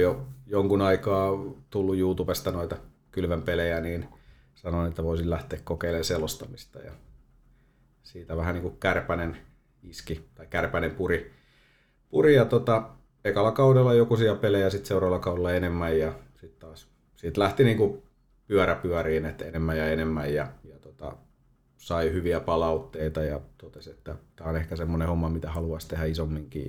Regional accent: Toijala, Pirkanmaa, Finland; moved away as an adult; now in Valkeakoski, Finland; Mä oon Toijalasta. Toijalasta kotosi, että sieltä 12-vuotiaana siirtynyt sitten Valkeakoskelle jalkapallon pariin

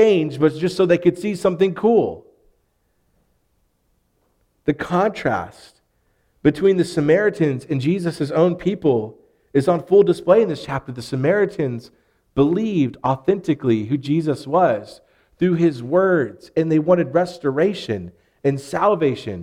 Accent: Arkansas, United States; what's the plural word for you for us Arkansans? Y'all

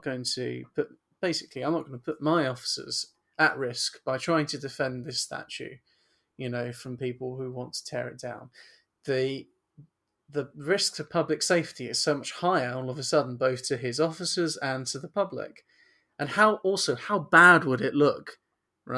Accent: United Kingdom; British people

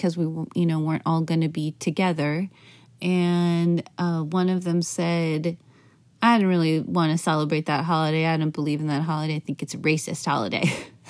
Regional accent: Midwest, United States; I was raised in the Midwest.

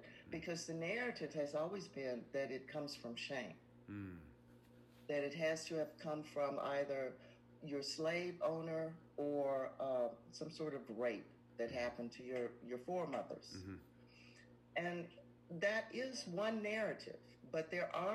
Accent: United States; we came to be here in America as mm-hmm. Americans

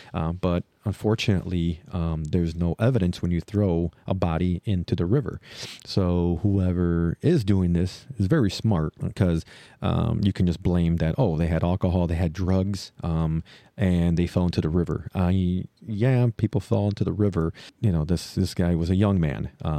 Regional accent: Chicago, Illinois, United States; I'm a Chicagoan, so I'm very interested about Chicago.

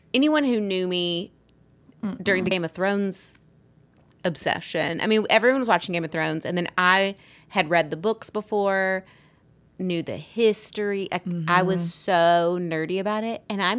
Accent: the South, United States; accent: Southern; So I had a vocal coach who tried to, one, rid me of my Southern accent

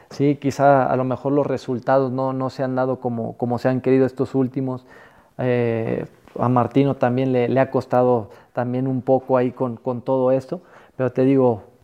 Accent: Mexico; los jugadores que, que a mí me tocaron, nosotros como mexicanos

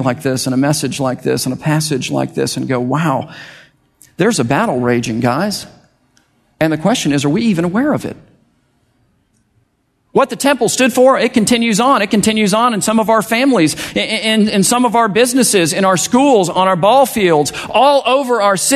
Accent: United States; as American evangelical Christians

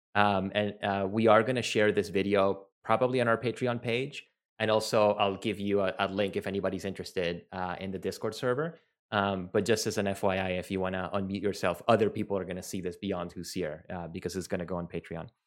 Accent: Venezuela; first language Spanish; English is a second language; I'm from Venezuela. My native language is Spanish.

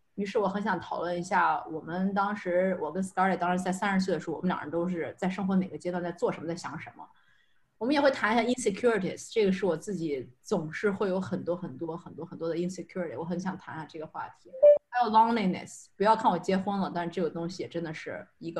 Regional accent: China; moved away as an adult; also born or lived in United Kingdom / France; now in Montreal, Canada; 我是呢，正儿八经土生土长的中国人，大学的时候也在中国学读的

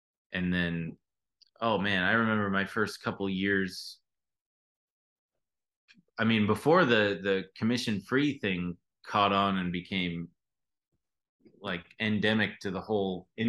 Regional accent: Long Beach, California, United States; now in Los Angeles, United States; I'm from Long Beach

